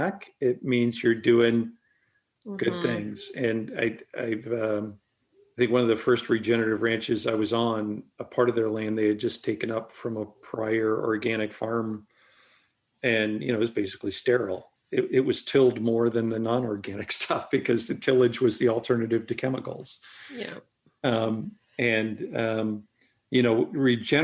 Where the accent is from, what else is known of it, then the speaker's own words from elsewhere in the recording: Nebraska, United States; I was from Nebraska